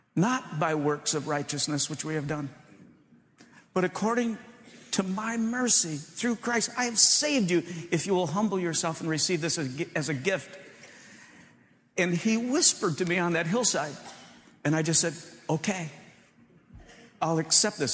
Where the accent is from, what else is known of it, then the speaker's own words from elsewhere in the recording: Michigan, United States; moved away as an adult; now in Chicago, United States; We grew up in Michigan, and I moved to Chicago